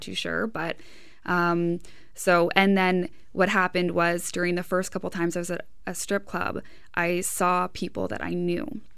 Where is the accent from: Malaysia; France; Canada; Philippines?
Canada; Hamilton, Ontario; I'm from Hamilton myself.